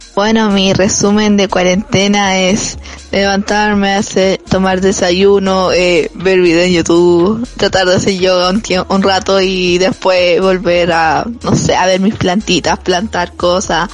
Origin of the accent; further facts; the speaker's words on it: Loja, Ecuador; soy de Loja, Ecuador